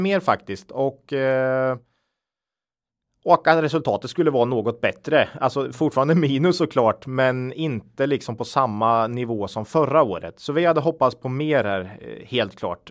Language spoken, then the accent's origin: Swedish; Östergötland, Sweden; accent: östgötska; vi får ju lite skit för vår dialekt ibland